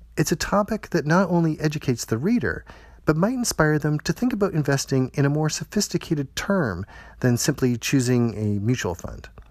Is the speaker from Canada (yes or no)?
yes; Toronto, Ontario, Canada; my hometown of Toronto